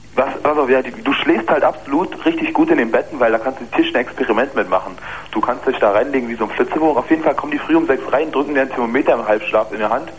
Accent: Luckenwalde, Brandenburg, Germany; Also ich komme aus Luckenwalde

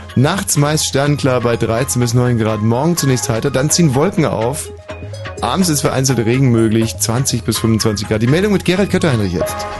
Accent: Bavaria, Germany; aus meiner Heimat aus Bayern

